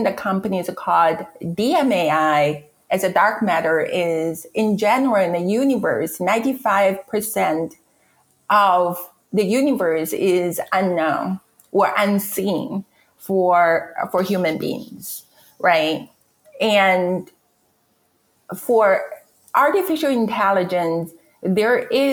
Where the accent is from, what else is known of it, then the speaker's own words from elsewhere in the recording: China; English is a second language; moved away as an adult; now in United States; So I'm from China. I came to this country for graduate education, meaning I went to graduate school. I would never get rid of my accent